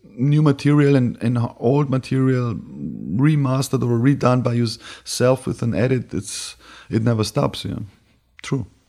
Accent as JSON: {"language": "English", "region": "Bavaria", "country": "Germany", "tie": "born or raised there", "also_born_or_lived": "Berlin / New York", "moved": "yes", "said": "I was born in Bavaria, moved to Berlin, went to New York, and went back"}